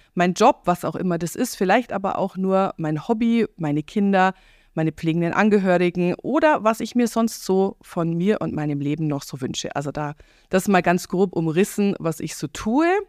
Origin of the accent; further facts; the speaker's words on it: Eberfing, Bavaria, Germany; moved away as an adult; Wir sitzen hier in meiner Coachingstube im beschaulichen Eberfing